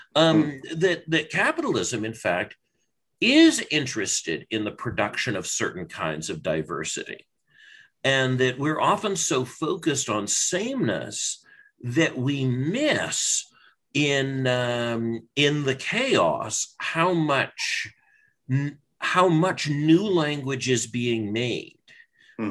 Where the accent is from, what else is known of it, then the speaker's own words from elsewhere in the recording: British Columbia, Canada; in British Columbia, I learned uh, a language that probably hundreds of thousands of British Columbians speak, but no one else does. Um, BC high school French